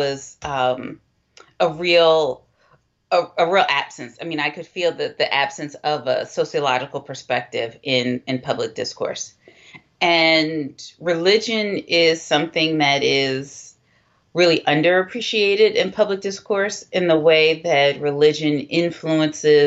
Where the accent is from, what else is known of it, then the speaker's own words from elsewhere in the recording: Philadelphia, Pennsylvania, United States; I grew up in Philadelphia